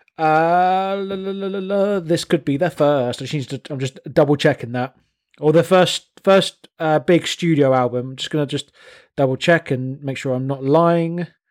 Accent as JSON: {"language": "English", "town": "High Wycombe", "region": "South East England", "country": "United Kingdom", "accent": "Wycombe", "said": "I'm from High Wycombe"}